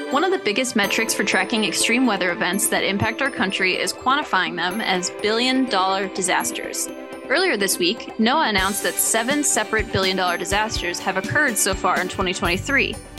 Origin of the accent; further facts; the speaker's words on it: Wisconsin, United States; growing up in the Midwest